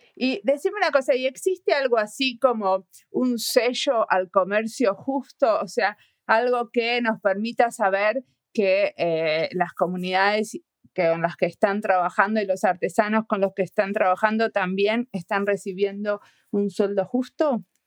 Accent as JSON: {"language": "Spanish", "country": "Argentina", "said": "soy argentina, viéndolo desde afuera"}